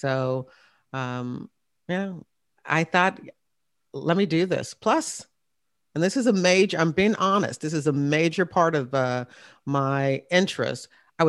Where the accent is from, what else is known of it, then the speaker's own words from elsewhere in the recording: Hampton, Virginia, United States; I was in Newport News, Virginia. I'm from the Hampton area. I'm really an Air Force brat, but my father retired after 21 years at Langley Air Force Base, and we were in Hampton.